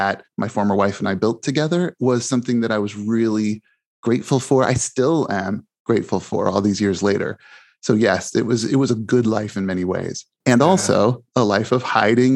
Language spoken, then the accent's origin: English; Mishawaka, Indiana, United States; I grew up in Mishawaka, Indiana, which is close to South Bend